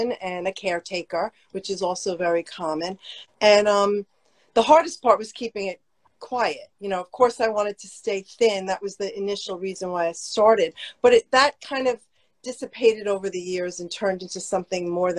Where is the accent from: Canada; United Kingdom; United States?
United States; New Jersey; I grew up in North Jersey